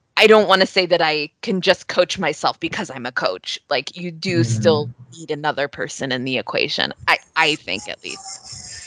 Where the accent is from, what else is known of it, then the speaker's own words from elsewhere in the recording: Northern Virginia, United States; also born or lived in New York; I grew up outside of Washington, D.C., in Northern Virginia